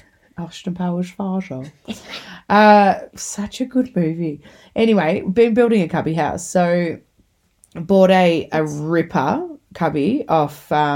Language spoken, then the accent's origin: English; St. Catharines, Ontario, Canada; I'm from St. Catharines.